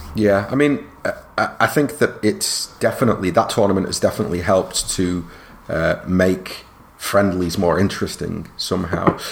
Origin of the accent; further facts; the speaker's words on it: England, United Kingdom; I'm proud of being British, and I'm you know for what it's worth, I I love a lot of what England is and what it has represented for me growing up